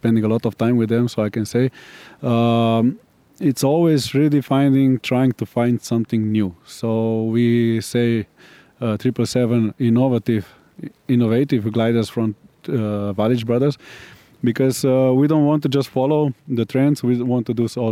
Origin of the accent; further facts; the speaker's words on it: Slovenia; We are coming from Slovenia